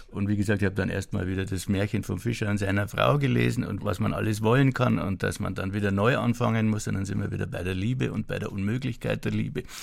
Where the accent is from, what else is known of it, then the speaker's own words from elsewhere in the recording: Bavaria, Germany; Neuböhmen ist meine Heimat, die heißt mittlerweile Oberpfalz und ist völlig fern von jeder See.